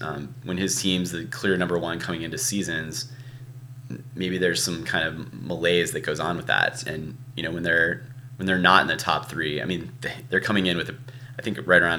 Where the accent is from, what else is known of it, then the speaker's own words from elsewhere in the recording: Ohio, United States; I grew up in Ohio, so I am an Ohio State fan, you know, since birth